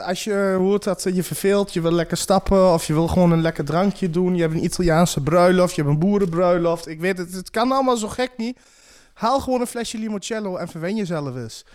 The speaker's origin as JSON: {"language": "Dutch", "area": "Achterhoek", "region": "Gelderland", "country": "Netherlands", "said": "we als Achterhoekers"}